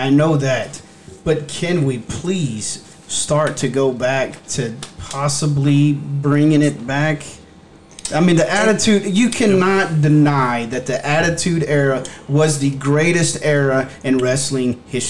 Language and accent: English; Texas, United States; growing up in Texas